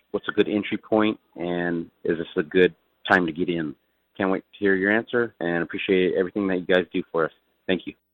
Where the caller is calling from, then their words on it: Hanford, California, United States; I'm calling from Central California, Hanford to be exact.